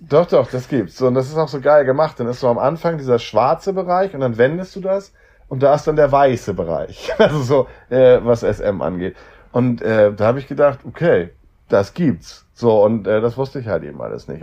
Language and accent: German; Hamburg, Germany; Ich komme aus Hamburg